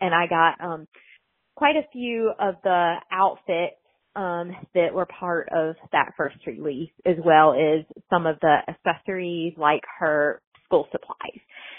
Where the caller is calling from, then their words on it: North Carolina, United States; from North Carolina, and I got my American Girl of Today doll when I was 10 years old and in the fifth grade.